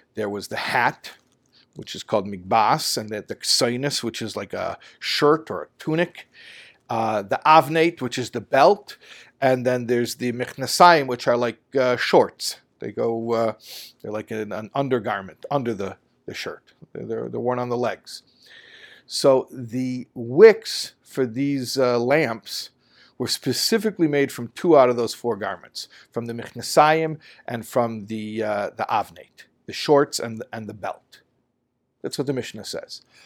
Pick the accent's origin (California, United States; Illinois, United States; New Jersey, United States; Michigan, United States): Illinois, United States; Chicago; growing up in Chicago